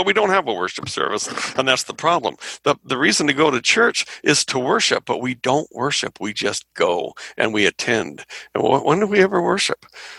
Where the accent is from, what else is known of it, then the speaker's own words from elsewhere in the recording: Anaheim, California, United States; I grew up in Anaheim. And it was just a fun place to be, and it was a social experience.